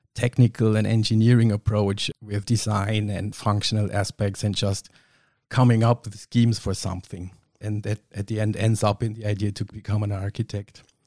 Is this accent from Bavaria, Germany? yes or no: yes; Kempten, Bavaria, Germany; I was born and raised in Kempten in Allgäu, which is pretty down south